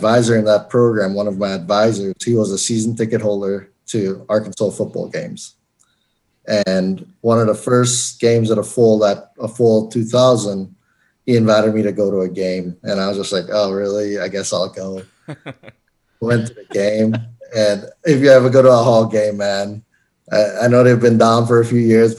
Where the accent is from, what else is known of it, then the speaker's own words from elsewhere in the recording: Trinidad & Tobago; moved away as an adult; also born or lived in Florence, South Carolina; now in Colorado, United States; I was born and raised in Trinidad and Tobago in the Caribbean